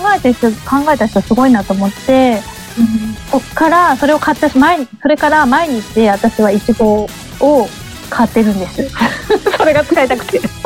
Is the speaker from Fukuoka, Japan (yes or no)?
yes; Fukuoka, Japan; 私も福岡出身なので